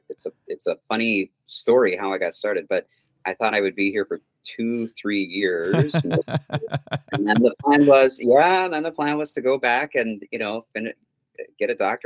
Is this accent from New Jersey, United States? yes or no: no; Anoka, Minnesota, United States; moved away as an adult; now in Saratoga, United States; I grew up in Minnesota, a suburb of Minneapolis, Anoka, Minnesota. And I still go back every summer to the Boundary Waters